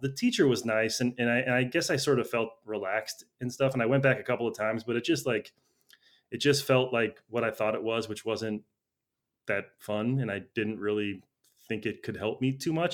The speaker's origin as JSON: {"language": "English", "town": "Chicago", "region": "Illinois", "country": "United States", "moved": "as an adult", "lives_now": "Los Angeles, United States", "said": "I'm from Chicago originally. I moved to L A about ten years ago."}